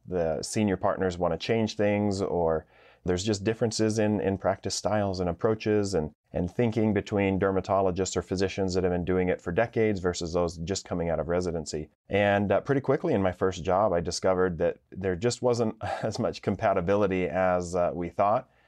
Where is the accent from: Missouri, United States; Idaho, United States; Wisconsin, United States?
Idaho, United States; growing up in Idaho, Boise is the biggest town in the state